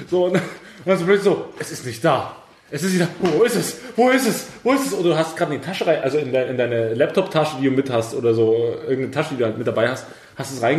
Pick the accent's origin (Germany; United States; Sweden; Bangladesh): Germany; East Germany; oder ich bin ja äh, Ossi-Kind und habe im Kindergarten äh, quasi sechs, sieben Jahre meines Lebens verbracht. Und da hast du ja im Kindergarten, in so einem richtig schönen Ostkindergarten